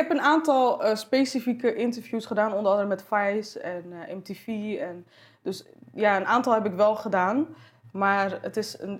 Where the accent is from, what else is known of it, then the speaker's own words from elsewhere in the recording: Morocco; En kijk, als, als Marokkaans meisje was dat al soort van, weet je, als mijn moeder dat dan vertelde aan haar vriendinnen of zo, dan was het echt van, eh, ja, voetbal moet niet op turnen of zo.